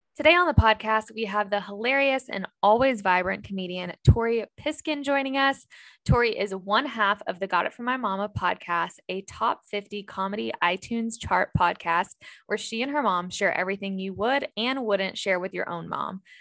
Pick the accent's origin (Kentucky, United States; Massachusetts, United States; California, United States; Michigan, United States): Kentucky, United States; Louisville; now in Cincinnati, United States; So I'm in Cincinnati, Ohio, but I'm originally from Louisville, Kentucky.